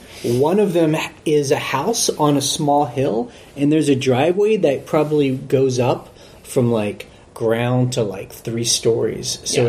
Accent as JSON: {"language": "English", "region": "Texas", "country": "United States", "moved": "yes", "said": "and I'm from Texas."}